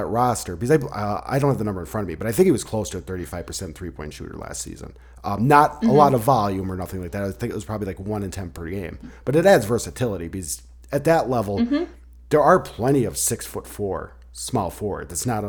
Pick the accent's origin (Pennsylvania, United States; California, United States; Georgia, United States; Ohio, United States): Pennsylvania, United States; I'm from Pennsylvania